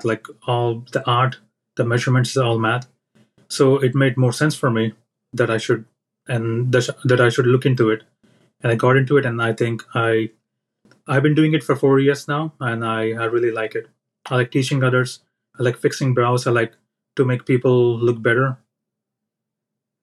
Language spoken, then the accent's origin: English; India; moved away as an adult; now in United States; I'm from India